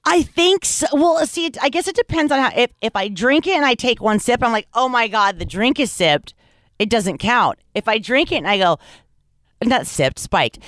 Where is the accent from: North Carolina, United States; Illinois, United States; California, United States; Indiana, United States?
California, United States; Los Angeles; I grew up in Los Angeles